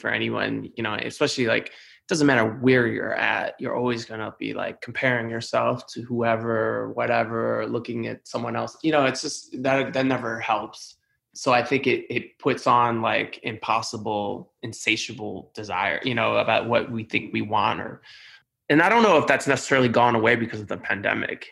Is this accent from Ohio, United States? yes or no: yes; Cleveland, Ohio, United States; now in New York, United States; I come from Cleveland, Ohio, very blue collar, you know, low to middle class background